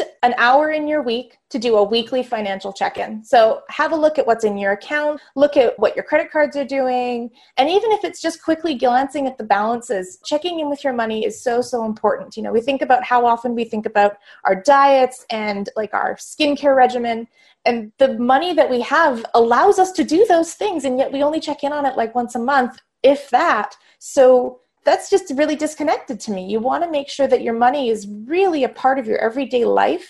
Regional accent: Vancouver, British Columbia, Canada; I was born in Vancouver, BC in Canada

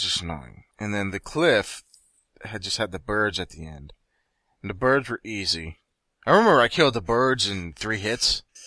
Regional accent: United States; I'm American.

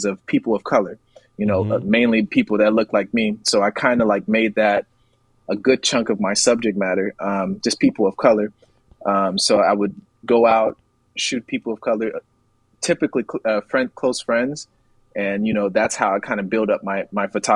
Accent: Liberia; also born or lived in Atlanta, Georgia, United States / New York, United States / Texas, United States; now in United States; I'm from Liberia, West Africa, and everything, all of my childhood, and even whenever I came to the States, in Atlanta, and in New York, and even a little bit in Texas

